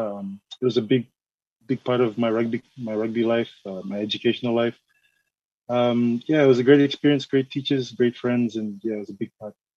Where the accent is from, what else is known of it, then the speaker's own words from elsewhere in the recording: Mount Hagen, Western Highlands, Papua New Guinea; now in Suva, Fiji; I'm from Papua New Guinea originally. My father's from there. Um, I'm from the Highlands, uh, Mount Hagen.